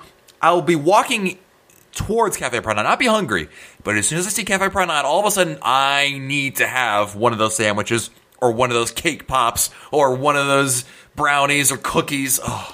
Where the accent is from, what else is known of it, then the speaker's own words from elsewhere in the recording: Northeast, United States; I come from the Northeast